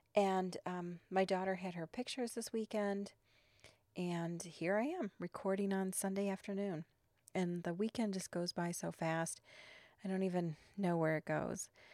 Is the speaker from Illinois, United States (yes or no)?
yes; Chicago, Illinois, United States; I'm from Chicago